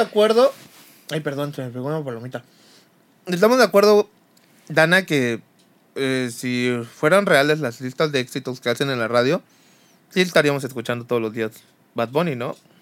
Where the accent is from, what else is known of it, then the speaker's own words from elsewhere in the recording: Chiapas, Mexico; todos crecimos, al menos en Chiapas